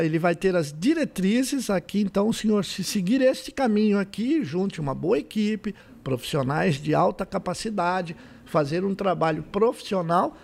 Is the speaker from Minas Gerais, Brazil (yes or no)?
no; Santo André, São Paulo, Brazil; now in São José do Rio Preto, Brazil; nasci em Santo André